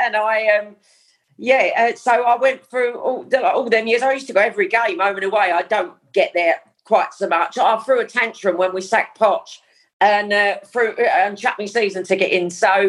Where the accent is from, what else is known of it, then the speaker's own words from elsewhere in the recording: Dagenham, London, United Kingdom; I grew up in Dagenham.